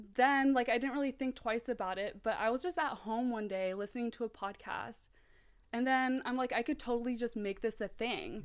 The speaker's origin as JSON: {"language": "English", "town": "Mountain View", "region": "California", "country": "United States", "tie": "born or raised there", "also_born_or_lived": "South Africa / San Jose"}